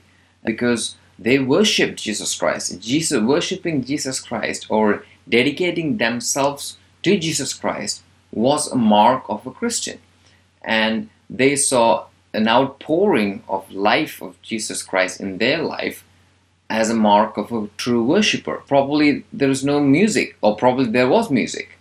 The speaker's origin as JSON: {"language": "English", "country": "India", "tie": "born or raised there", "moved": "yes", "said": "I grew up in India"}